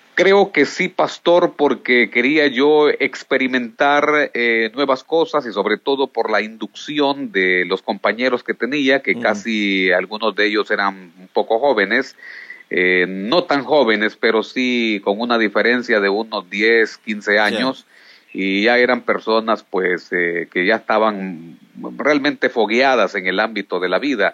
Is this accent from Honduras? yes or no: yes; Yoro, Honduras; also born or lived in Montañitas, Quimistán, Santa Bárbara, Honduras; de allí pues fui movido hacia el corazón de Honduras, hacia el departamento de Lloro. Eh, trabajamos por mucho tiempo en este departamento, siendo yo aún un niño